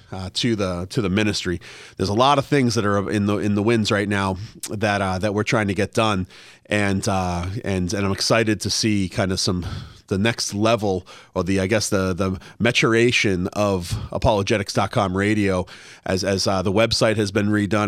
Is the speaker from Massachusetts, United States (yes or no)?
yes; Massachusetts, United States; also born or lived in Washington, D.C.; now in Los Angeles, United States; I grew up in Massachusetts